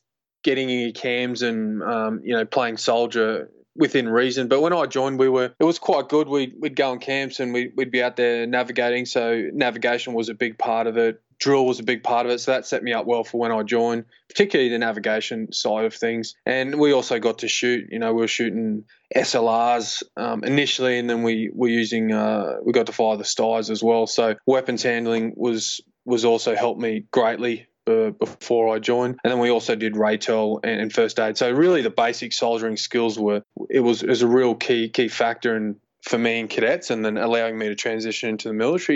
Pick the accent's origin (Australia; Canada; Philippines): Australia; Queensland; also born or lived in Gladstone, Queensland / Mossman, Queensland / Sunshine Coast, Queensland; I grew up in a number of different parts in Queensland.